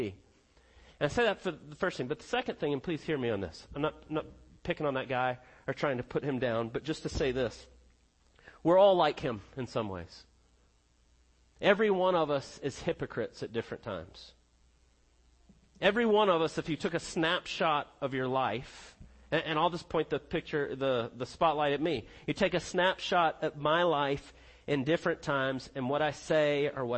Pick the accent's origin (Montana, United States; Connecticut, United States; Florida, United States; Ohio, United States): Connecticut, United States; also born or lived in South Carolina; now in Georgia, United States; growing up in Connecticut